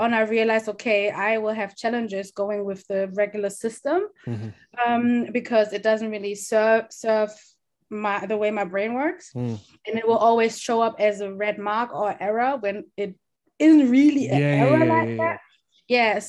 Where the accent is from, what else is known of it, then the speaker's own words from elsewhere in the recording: Germany; also born or lived in Kumasi, Ghana; I was born in Kumasi, which is like the Ashanti region in Ghana, so it's the west. Ashanti is like the biggest, one of the biggest tribes in Ghana as well. And I was born there, and I came to Germany when I was three, becoming four.